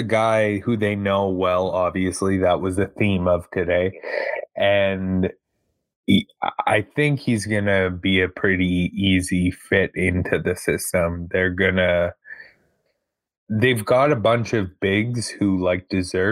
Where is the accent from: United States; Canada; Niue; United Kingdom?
Canada; as a Canadian